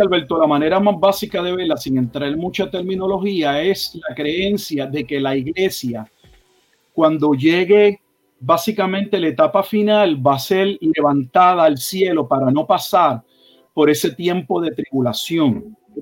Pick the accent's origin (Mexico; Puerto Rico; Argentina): Puerto Rico; moved away as an adult; also born or lived in Texas; now in Haltom City, United States; Nací en Puerto Rico